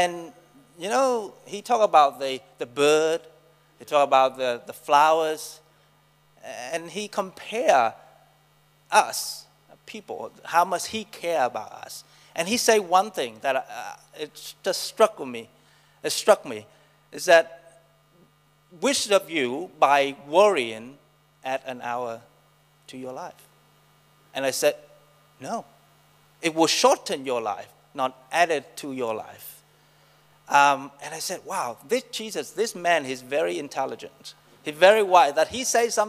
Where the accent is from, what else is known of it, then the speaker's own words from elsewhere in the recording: Vietnam; English is a second language; moved away as an adult; also born or lived in Saigon; now in New Zealand; I'm come from Vietnam, so Nam, Vietnam. I was born in a Buddhist family. My hometown is the most conservative town in Vietnam.